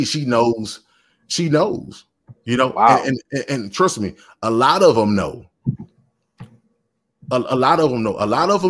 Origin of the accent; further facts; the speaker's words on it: the South, United States; I'm from the South, and I've always been from the South